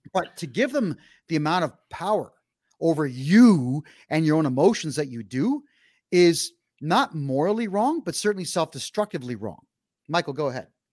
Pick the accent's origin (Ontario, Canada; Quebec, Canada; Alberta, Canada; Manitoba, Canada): Ontario, Canada; Mississauga; In the city of Mississauga, which is to the west of Toronto, that's my hometown